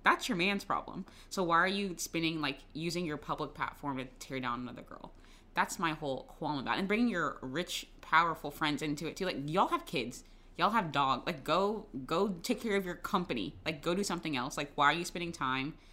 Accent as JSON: {"language": "English", "town": "Jacksonville", "region": "Florida", "country": "United States", "tie": "born or raised there", "said": "Duval, that's my hometown"}